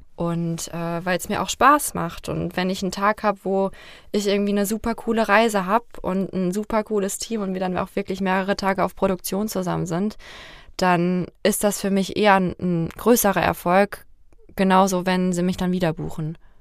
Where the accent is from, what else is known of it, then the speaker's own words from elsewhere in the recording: Fulda, Hesse, Germany; Fulda ist und bleibt meine Heimat